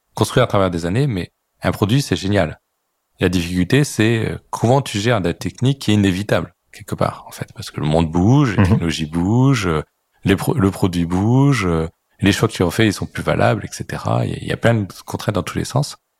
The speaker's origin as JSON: {"language": "French", "country": "France", "said": "on est français"}